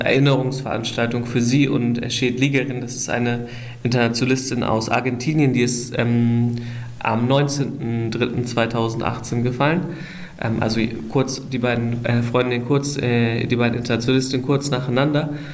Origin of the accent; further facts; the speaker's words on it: Germany; moved away as an adult; now in Rojava, Syria; ich bin eigentlich ursprünglich aus Deutschland